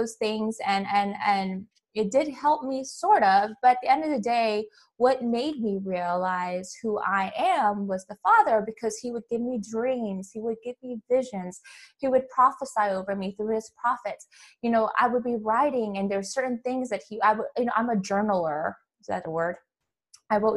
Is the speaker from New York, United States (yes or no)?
no; Hawaii, United States; moved away; I'm from Hawaii